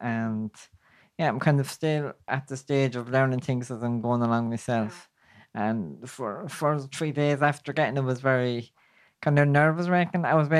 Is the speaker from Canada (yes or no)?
no; Kilkenny, Leinster, Ireland; I'm from Kilkenny. And like most places in rural Ireland, there's nothing around for me.